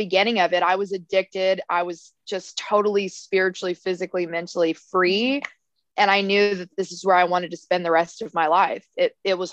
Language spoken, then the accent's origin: English; United States; also born or lived in Texas / Arizona; now in Hawaii, United States; I've been landlocked my entire life growing up in Texas and Arizona. And I moved to Hawaii.